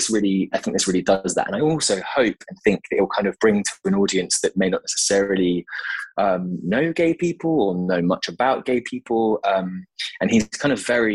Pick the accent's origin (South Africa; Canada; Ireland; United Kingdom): United Kingdom; Devon, South West England; I'm from Devon